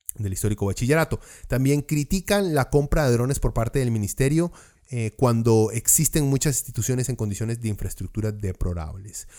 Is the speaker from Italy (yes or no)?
no; Costa Rica; como somos los ticos de dramáticos y exagerados